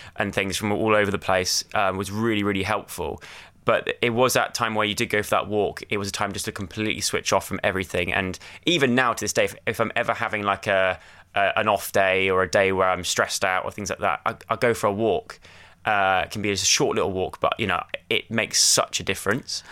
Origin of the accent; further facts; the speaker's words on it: Lacock, South West England, United Kingdom; moved away as an adult; also born or lived in London; I grew up in Wiltshire, uh, in a little tiny village called Laycock in Wiltshire